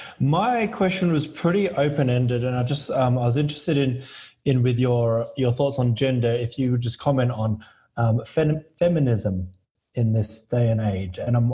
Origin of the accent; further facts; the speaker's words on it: Adelaide, South Australia, Australia; I grew up in Adelaide.